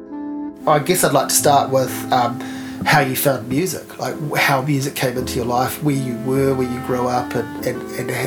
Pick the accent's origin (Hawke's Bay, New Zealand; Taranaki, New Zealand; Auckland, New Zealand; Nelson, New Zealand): Hawke's Bay, New Zealand; now in Wellington, New Zealand; I grew up in Hawke's Bay, moved to Wellington.